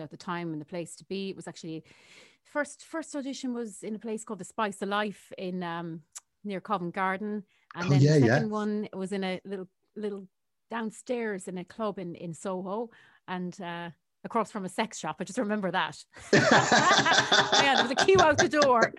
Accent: Thurles, Munster, Ireland; moved away as an adult; also born or lived in United Kingdom; I live in Thurles, my hometown where I grew up.

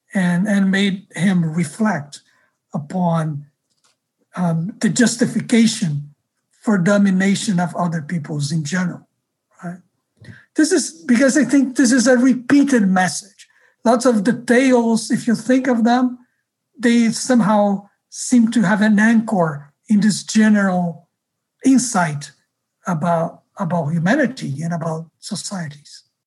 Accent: Rio de Janeiro, Brazil; moved away; I grew up in Rio

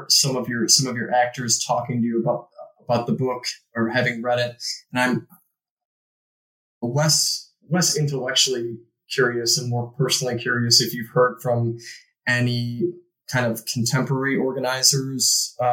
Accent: Chicago, Illinois, United States; I'm from Chicago myself, and, you know, you hear this very canned narrative about what a terrible man.

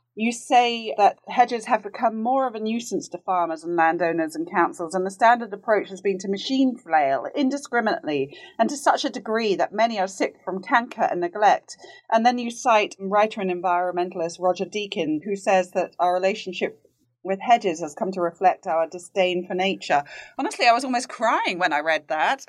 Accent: United Kingdom; now in United States; being a Brit who lives in the U S

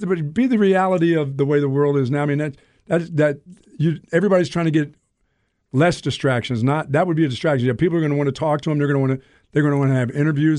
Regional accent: Pennsylvania, United States; now in Texas, United States; where I grew up in Pennsylvania

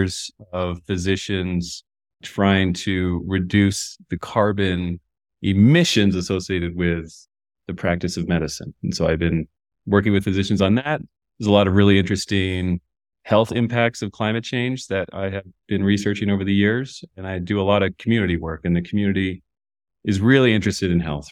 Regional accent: Newton, Massachusetts, United States; I grew up in Newton, Massachusetts, which is a suburb of Boston.

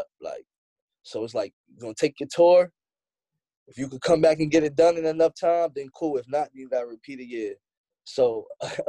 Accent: New York City, New York, United States; Me and Tip actually, we're from Queens

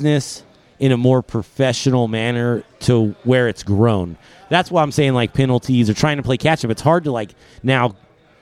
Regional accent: Bay Area, California, United States; I'm from the Bay Area

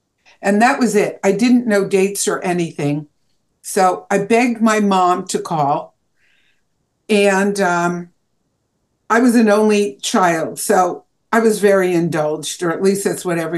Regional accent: Oakland, New Jersey, United States; my hometown of Oakland, New Jersey

